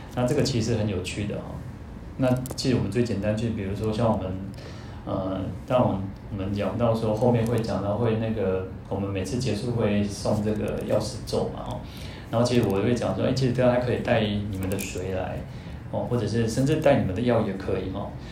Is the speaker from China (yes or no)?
no; Taiwan; 我们在，在台湾出生